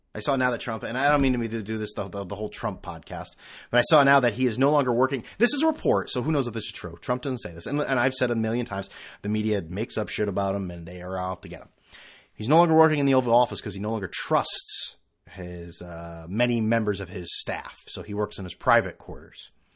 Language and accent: English; Northeast, United States; now in California, United States; I'm from the Northeast